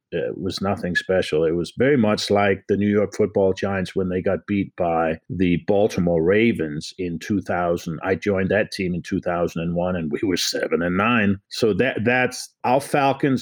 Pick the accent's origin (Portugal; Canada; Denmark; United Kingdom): Denmark; Copenhagen, Capital Region of Denmark; moved away as an adult; now in United States; I'm from Copenhagen, Denmark. So I came over in 1977 as an exchange student.